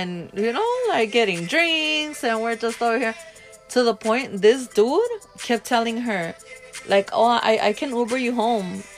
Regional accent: Los Angeles, California, United States; we're from

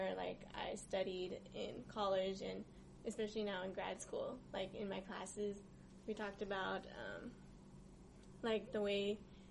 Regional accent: Texas, United States; moved away as an adult; now in San Diego, United States; playing in the woods near my childhood home, and visiting the beach since I'm from Texas

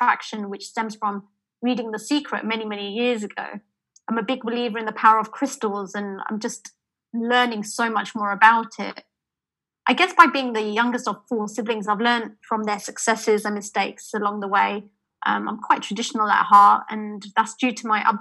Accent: London, United Kingdom; I'm British born.

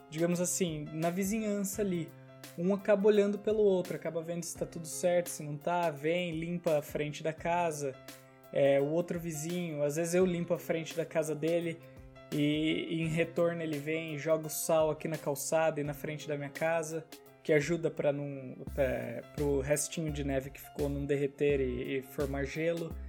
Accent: Brazil; moved away as an adult; Cara, eu sou de fora aqui. A gente mudou do Brasil, um lugar que a gente nunca viu neve, pra cá.

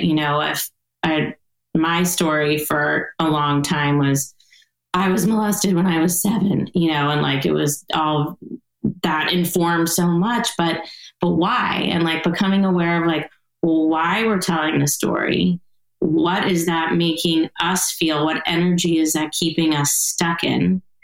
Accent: East Coast, United States; now in Montecito, United States; where I grew up on the East Coast

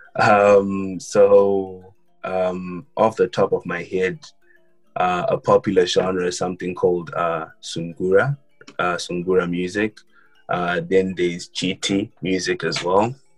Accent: Harare, Zimbabwe; moved away; I was born in Harare, and that's where I grew up

